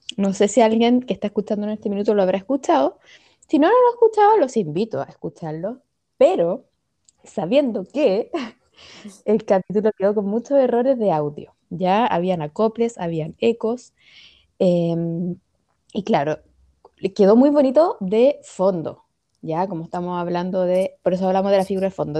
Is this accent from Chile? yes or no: yes; Viña del Mar, Valparaíso, Chile; nosotros somos de Viña, y en Viña estaba el colegio alemán